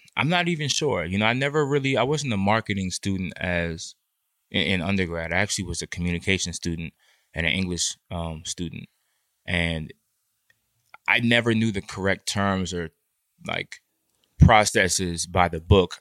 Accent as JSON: {"language": "English", "town": "Washington", "region": "District of Columbia", "country": "United States", "also_born_or_lived": "Boston", "said": "I'm from the D C metropolitan area"}